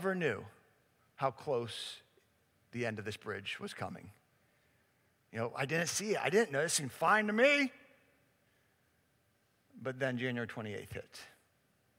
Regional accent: Pittsburgh, Pennsylvania, United States; I was born and raised in Pittsburgh

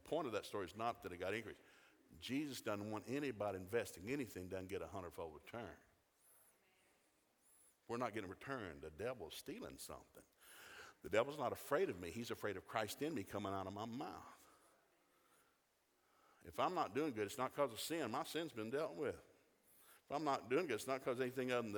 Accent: Chattanooga, Tennessee, United States; We didn't have a lot of Catholics when I grew up in Chattanooga.

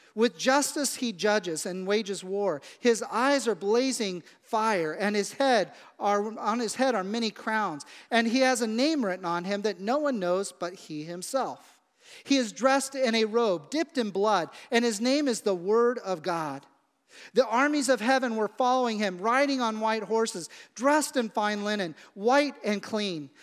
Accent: Midwest, United States; growing up in the Midwest where I grew up

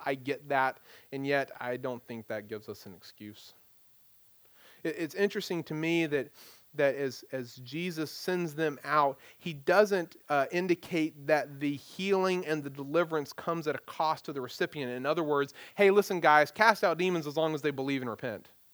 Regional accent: United States; as American Christians

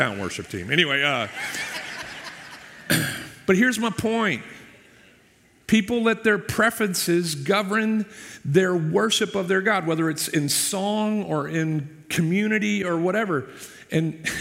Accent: Boston, Massachusetts, United States; now in Tampa area, United States; I grew up in the Northeast with, Boston as kind of my town

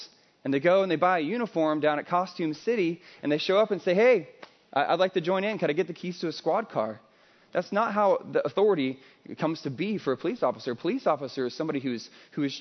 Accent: Midwest, United States; now in California, United States; I'm not from California originally. I'm from the Midwest.

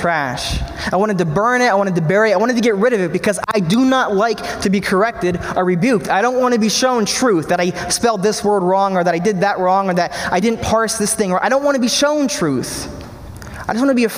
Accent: Pennsylvania, United States; Beth and I moved to my hometown in Pennsylvania

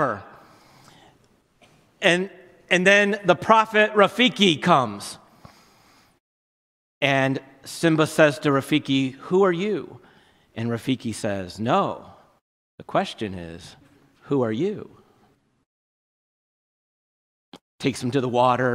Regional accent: New Jersey, United States; I grew up in North Jersey

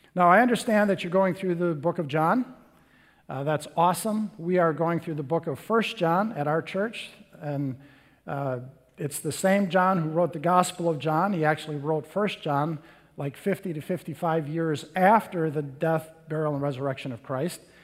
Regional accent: Little Chute, Wisconsin, United States; I grew up in Little Chute, Wisconsin

